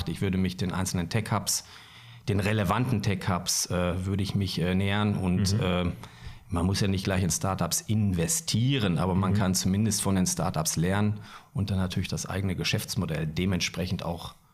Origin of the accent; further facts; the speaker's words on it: Bielefeld, North Rhine-Westphalia, Germany; ich bin gebürtiger Bielefelder